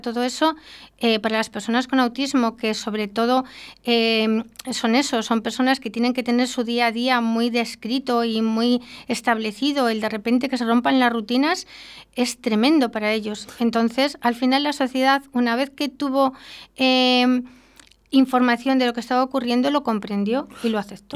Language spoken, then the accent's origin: Spanish; Arroyo de la Encomienda, Castile and León, Spain; yo soy vecina de Arroyo de la Encomienda